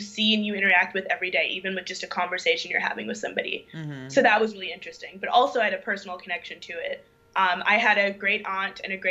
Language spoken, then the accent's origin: English; St. Louis, Missouri, United States; moved away as an adult; also born or lived in Durham, North Carolina; I was born and raised in St. Louis, Missouri